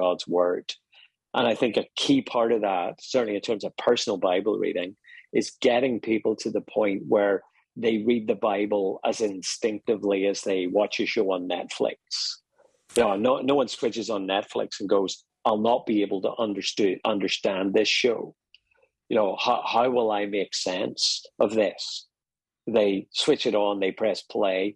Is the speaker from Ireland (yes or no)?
yes; Ireland; accent: Irish; moved away; also born or lived in Dublin, Ireland; I'm Irish, you may pick up from my accent.